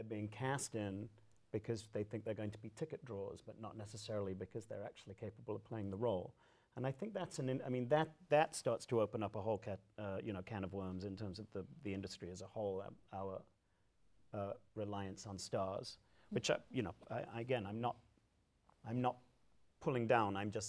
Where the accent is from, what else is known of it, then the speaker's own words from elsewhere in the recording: United States; I'm an American-trained artist, and I am an American. I work in the American theater.